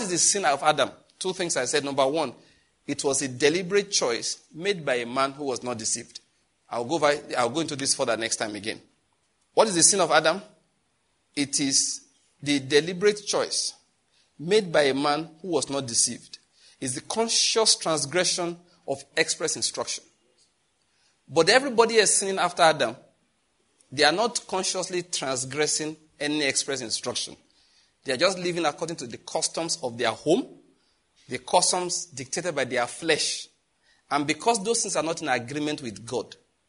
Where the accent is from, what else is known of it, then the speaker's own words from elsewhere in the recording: Nigeria; I'm a Nigerian